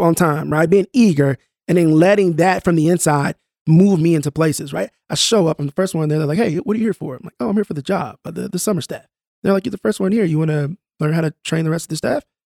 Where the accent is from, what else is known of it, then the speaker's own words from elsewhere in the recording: Tulsa, Oklahoma, United States; I grew up in North Tulsa